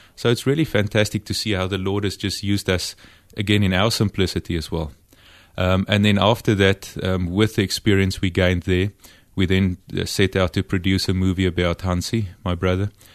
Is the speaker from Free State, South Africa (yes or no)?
yes; Free State, South Africa; the environment where I grew up in the Free State back then